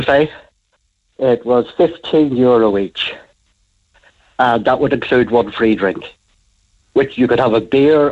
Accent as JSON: {"language": "English", "town": "Belfast", "region": "Northern Ireland", "country": "United Kingdom", "moved": "yes", "lives_now": "Cork, Ireland", "said": "Originally Belfast."}